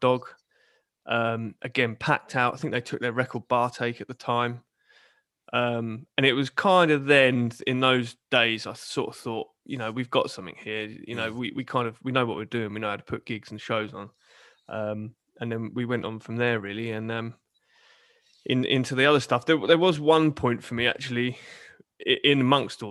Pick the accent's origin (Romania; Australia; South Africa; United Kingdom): United Kingdom; Portsmouth, South East England; I'm born and raised in Portsmouth